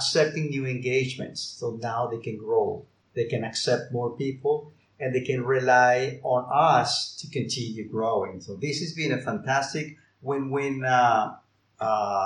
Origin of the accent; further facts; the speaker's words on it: Colombia; moved away as an adult; now in Barcelona, Spain; I'm based in Barcelona in Spain, although I am from Colombia.